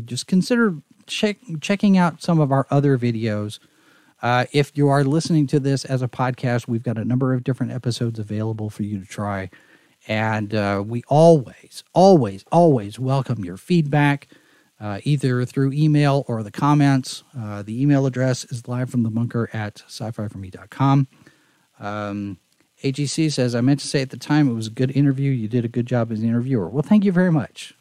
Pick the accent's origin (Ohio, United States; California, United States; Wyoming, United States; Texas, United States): Texas, United States; moved away; I'm from Texas